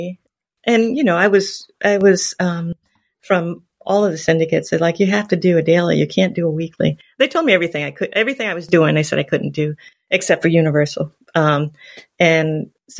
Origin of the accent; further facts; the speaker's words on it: Long Island, New York, United States; I grew up in Long Island